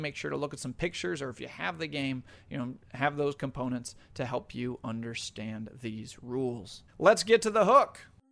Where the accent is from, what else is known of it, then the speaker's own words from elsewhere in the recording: New York, United States; my home state of New York